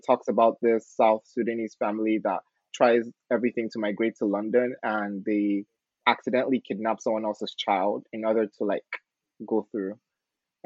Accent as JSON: {"language": "English", "region": "Lagos", "country": "Nigeria", "moved": "yes", "lives_now": "Beppu, Japan", "said": "I am a second-year student from Lagos, Nigeria"}